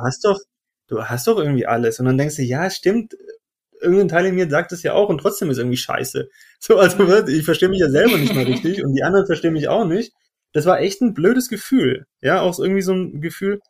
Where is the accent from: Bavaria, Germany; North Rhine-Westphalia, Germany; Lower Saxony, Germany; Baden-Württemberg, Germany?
Baden-Württemberg, Germany; Stuttgart; moved away as an adult; Ich bin ursprünglich aus Stuttgart, das heißt geborener Stuttgarter und Schwabe